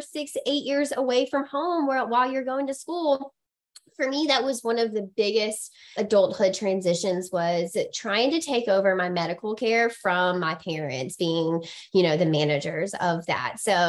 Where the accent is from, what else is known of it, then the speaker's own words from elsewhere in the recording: Mississippi, United States; moved away as an adult; also born or lived in Alabama; now in Massachusetts, United States; I'm originally from Mississippi and I did my master's at the University of Alabama